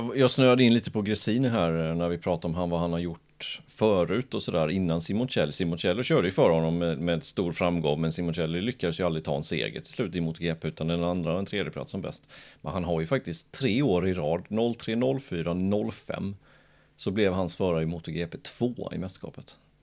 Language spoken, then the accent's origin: Swedish; Jönköping, Jönköping County, Sweden; jag är född i Jönköping